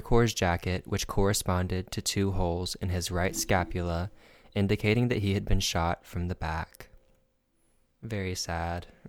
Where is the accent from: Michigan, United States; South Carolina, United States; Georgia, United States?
South Carolina, United States; I'm from South Carolina